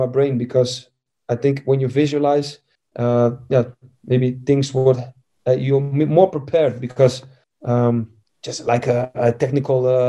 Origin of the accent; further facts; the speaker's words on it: Amsterdam, North Holland, Netherlands; I was born in Amsterdam